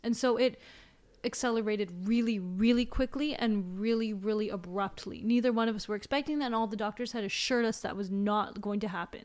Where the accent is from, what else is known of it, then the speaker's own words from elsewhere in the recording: China; moved away; I was raised in China.